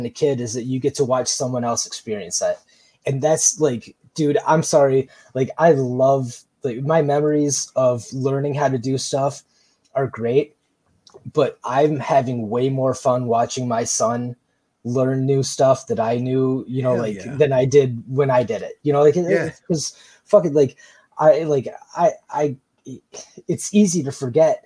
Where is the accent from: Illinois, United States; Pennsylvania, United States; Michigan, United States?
Michigan, United States; moved away as an adult; we just moved back to Michigan a couple of years ago